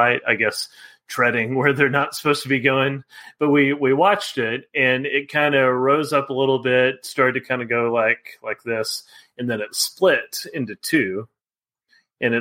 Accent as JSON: {"language": "English", "region": "Texas", "country": "United States", "tie": "born or raised there", "said": "growing up in Texas"}